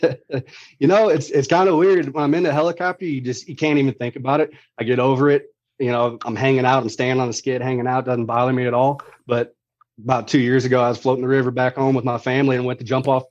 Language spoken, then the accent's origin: English; St. Louis, Missouri, United States; Grew up in Missouri.